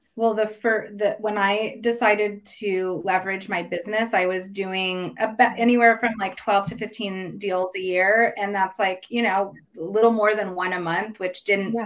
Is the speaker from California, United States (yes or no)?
yes; Ukiah, California, United States; also born or lived in Santa Cruz, California; I currently live in Santa Cruz, but I grew up in mm-hmm. uh, Ukiah, which is a little town about 100 miles north of San Francisco. California native, born and raised